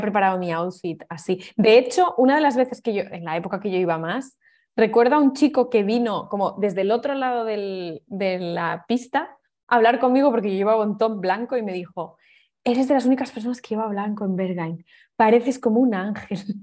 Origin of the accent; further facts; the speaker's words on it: Navia, Asturias, Spain; moved away as an adult; also born or lived in Oviedo / Barcelona; now in Berlin, Germany; En mi pueblo había una, así más discoteca, que, porque el resto era, claro, eran todo pubs